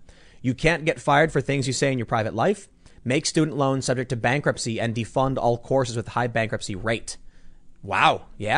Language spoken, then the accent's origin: English; Chicago, Illinois, United States; moved away; And then once I left Chicago, I just never saw it again.